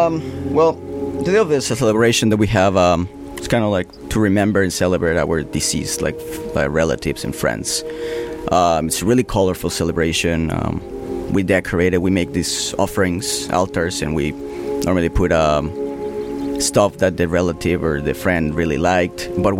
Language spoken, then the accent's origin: English; Mexico; I'm from Mexico.